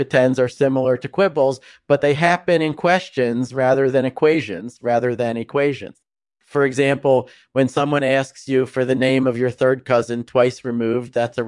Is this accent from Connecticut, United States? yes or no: yes; Connecticut, United States; I grew up in Connecticut and then moved to Princeton in 2002 to study theoretical physics and mathematics.